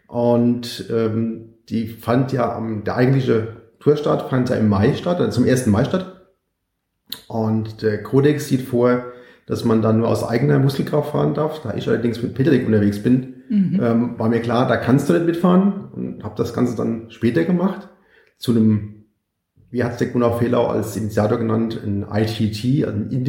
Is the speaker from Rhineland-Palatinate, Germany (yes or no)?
yes; Mainz, Rhineland-Palatinate, Germany; Ich komme aus Mainz ähm, und bin jetzt von Mainz über Frankfurt, also Frankfurt am Main, nach Berlin geradelt.